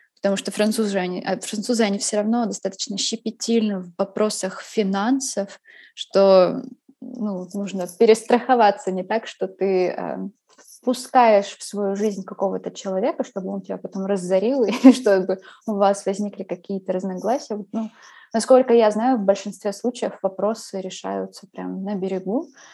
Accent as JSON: {"language": "Russian", "region": "Khakassia", "country": "Russia", "moved": "yes", "lives_now": "Paris, France", "said": "Вот я из Хакасии, И там своя культура, свой язык, свои обычаи"}